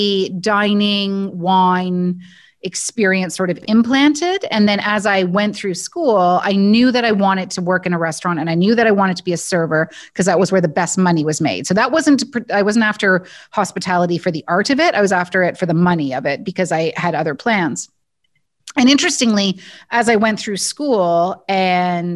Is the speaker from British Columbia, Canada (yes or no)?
no; Guelph, Ontario, Canada; I grew up in Guelph, Ontario